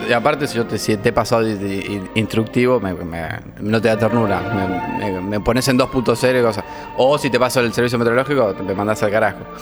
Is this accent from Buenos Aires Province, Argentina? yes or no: yes; Pergamino, Buenos Aires Province, Argentina; now in Buenos Aires, Argentina